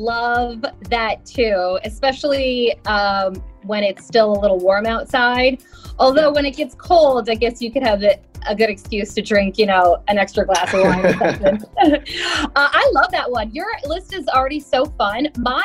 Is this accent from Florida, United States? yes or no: no; New Jersey, United States; being from New Jersey, although I do have to say that even though I grew up in New Jersey, I grew up in a part of New Jersey that's a little bit closer to, I guess you would, the way people would think, Pennsylvania.